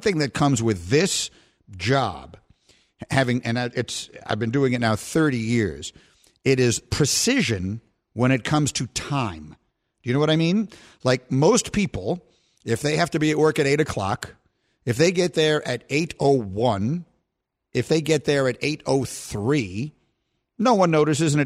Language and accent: English; New York, United States; my hometown of New York